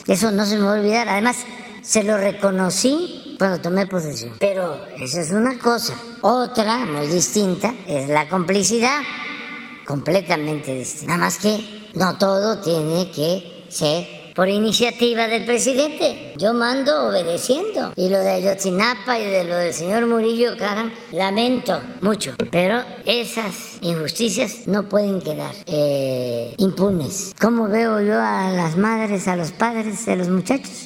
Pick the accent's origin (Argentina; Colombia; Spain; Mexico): Mexico; nos vamos a sentir avergonzados los mexicanos